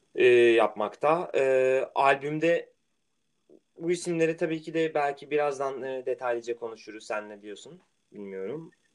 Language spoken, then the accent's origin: Turkish; Marmaris, Muğla, Turkey; now in Rotterdam, Netherlands; benim büyüdüğüm yer olan Marmaris